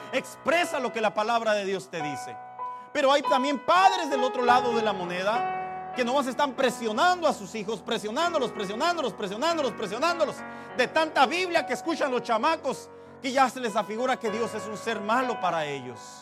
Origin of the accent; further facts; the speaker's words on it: Mexico; así somos los mexicanos